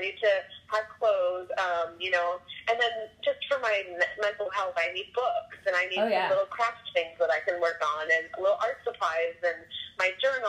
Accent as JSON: {"language": "English", "region": "Minnesota", "country": "United States", "tie": "born or raised there", "moved": "as an adult", "lives_now": "Oregon, United States", "said": "So, I grew up in Minnesota and moved around a lot with my family, but mostly in the confines of Minnesota. And I just, I think I was 28 or 29, and I just wanted, to live somewhere else."}